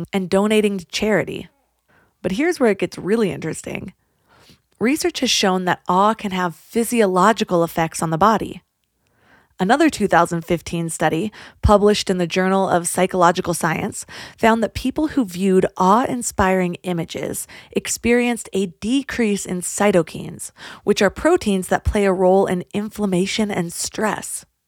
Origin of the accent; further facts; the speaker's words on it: California, United States; growing up in California, the beauty of nature was just so commonplace